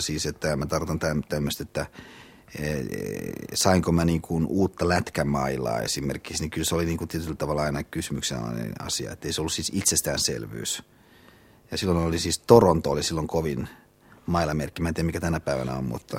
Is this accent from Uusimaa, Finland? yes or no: yes; Hyvinkää, Uusimaa, Finland; moved away as an adult; now in Helsinki, Finland; Hyvinkään mun kotipaikkakunta, että siis siellä mä ö, asuin ja elin ö, siihen asti, kunnes mä tulin – vuonna 1972 äh, opiskelemaan